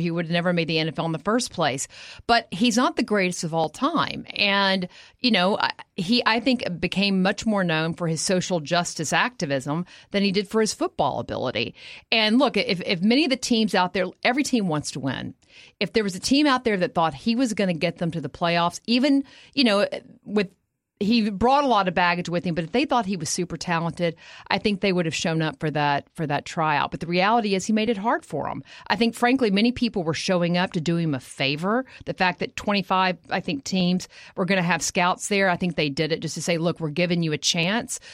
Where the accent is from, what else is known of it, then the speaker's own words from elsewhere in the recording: Texas, United States; moved away; I am from Texas